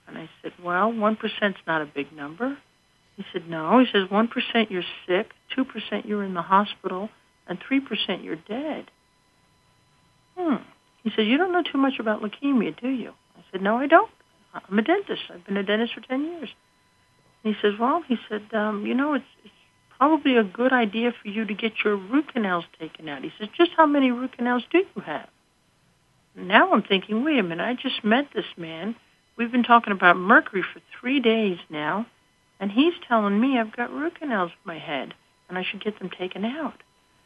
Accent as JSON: {"language": "English", "town": "Scranton", "region": "Pennsylvania", "country": "United States", "said": "from Scranton, Pennsylvania."}